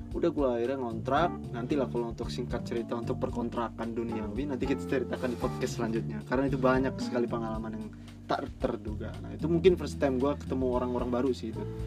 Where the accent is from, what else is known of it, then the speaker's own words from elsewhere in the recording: Bandar Lampung, Lampung, Indonesia; moved away as an adult; now in Yogyakarta, Indonesia; di daerah gua ya, di Lampung